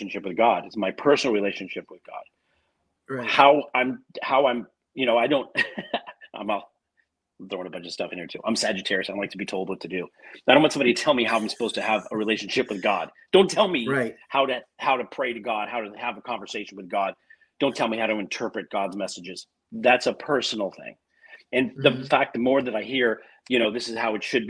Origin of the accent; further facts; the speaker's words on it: Glendale, California, United States; I grew up in Glendale, California, which is very strong Christian, very strong Christian environment